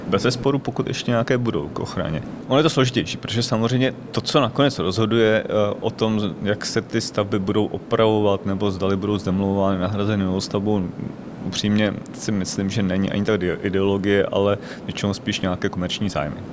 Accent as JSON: {"language": "Czech", "town": "Děčín", "region": "Ústí nad Labem Region", "country": "Czechia", "tie": "born or raised there", "said": "pocházím z Děčína a vyrůstal jsem v 70. a 80. letech v, eh, ve městě"}